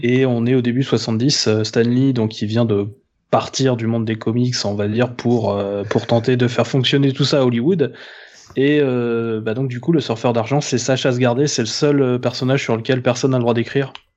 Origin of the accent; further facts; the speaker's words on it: France; chez nous en France